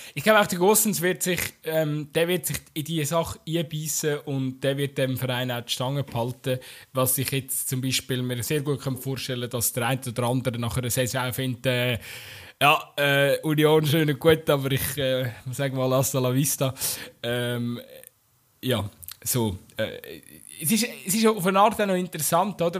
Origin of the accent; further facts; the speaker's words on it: Bern, Switzerland; so als Berner